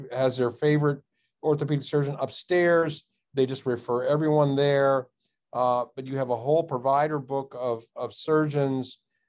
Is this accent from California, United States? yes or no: no; Washington, District of Columbia, United States; I grew up in the Washington, D.C. area, became a surgeon, practiced for 30 years.